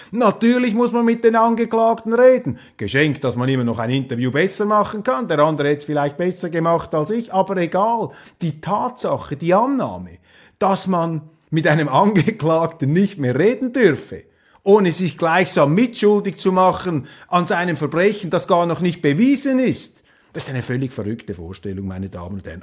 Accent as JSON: {"language": "German", "country": "Switzerland", "also_born_or_lived": "Germany", "said": "als Schweizer"}